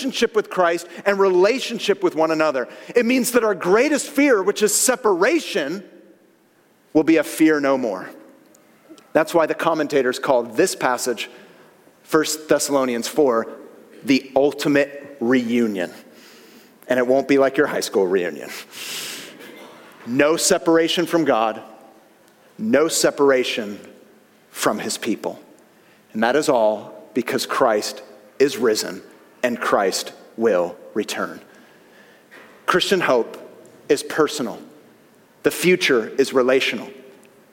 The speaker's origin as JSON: {"language": "English", "region": "Northern California", "country": "United States", "tie": "born or raised there", "said": "growing up in NorCal"}